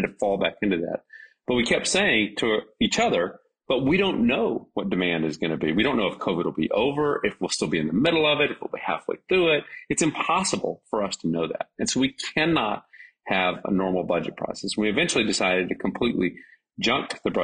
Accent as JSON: {"language": "English", "area": "a small town near Dallas", "region": "Texas", "country": "United States", "tie": "born or raised there", "said": "I grew up in a small town. It's now a big town, but a small town near Dallas."}